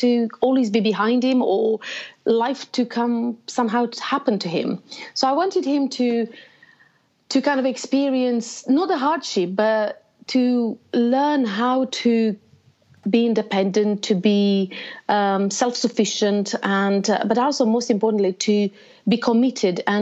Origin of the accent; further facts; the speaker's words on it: Romania; moved away as an adult; also born or lived in Bucharest; now in United Kingdom; I was born in Romania. So most of my life, actually, I lived in a very communist country, closed borders